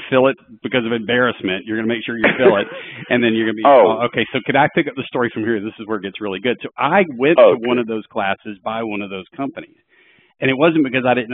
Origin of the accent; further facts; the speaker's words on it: Atlanta, Georgia, United States; We're both from Atlanta